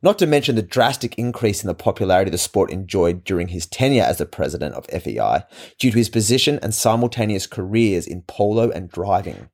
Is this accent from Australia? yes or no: yes; Australia; As an Australian, I am part of the Commonwealth